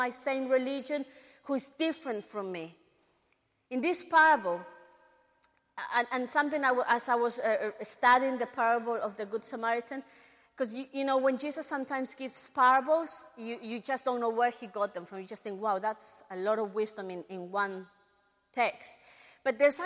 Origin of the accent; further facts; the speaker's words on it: London, United Kingdom; we are growing up in England, especially in London